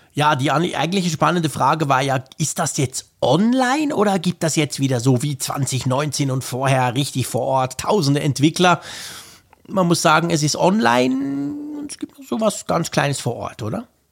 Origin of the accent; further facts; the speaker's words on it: Switzerland; als Schweizer